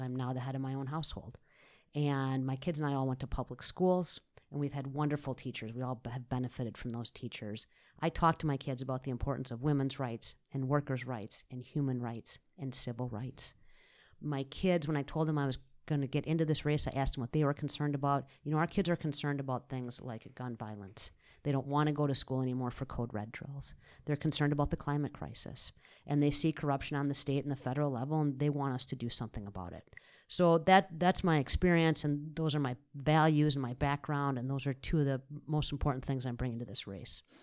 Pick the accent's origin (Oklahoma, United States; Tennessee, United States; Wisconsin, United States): Wisconsin, United States; South Central; I'm born and raised in Wisconsin. I grew up in South Central Wisconsin.